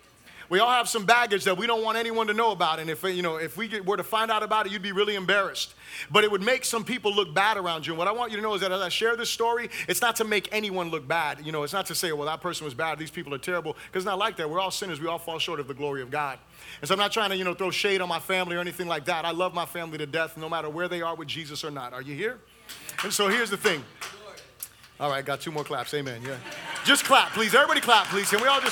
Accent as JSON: {"language": "English", "town": "Fort Lauderdale", "region": "Florida", "country": "United States", "tie": "born or raised there", "also_born_or_lived": "New Orleans / Puerto Rico", "said": "Lived in Puerto Rico, a few different places. But for the majority of my life, I grew up in Fort Lauderdale, Florida."}